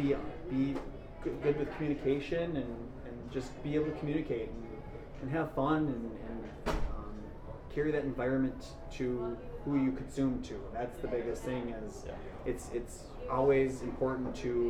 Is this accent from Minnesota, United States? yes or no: yes; Duluth, Minnesota, United States; I'm in my hometown. I get to stay here